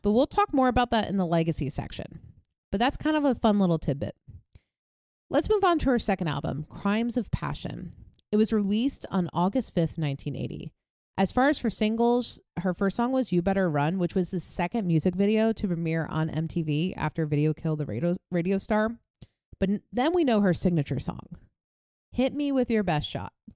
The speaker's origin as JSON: {"language": "English", "region": "New York", "country": "United States", "tie": "born or raised there", "moved": "yes", "said": "back where I grew up in New York"}